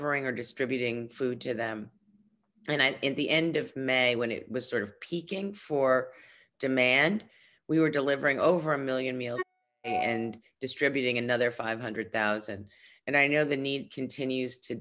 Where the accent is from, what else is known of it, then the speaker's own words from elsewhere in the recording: New York City, New York, United States; I was born and raised in Brooklyn